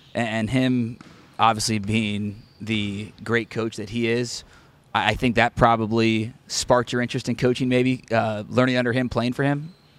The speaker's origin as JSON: {"language": "English", "town": "Cincinnati", "region": "Ohio", "country": "United States", "said": "being a Cincinnati guy myself"}